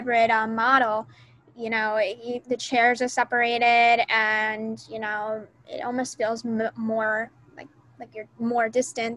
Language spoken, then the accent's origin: English; Florida, United States; moved away as an adult; now in Tennessee, United States; I'm from out of state, I'm from Florida